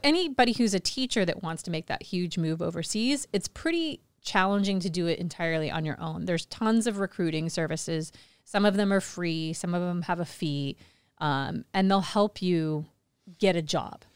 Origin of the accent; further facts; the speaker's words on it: Kansas City, United States; moved away as an adult; also born or lived in China; now in Phuket, Thailand; Kansas City, I grew up in Kansas City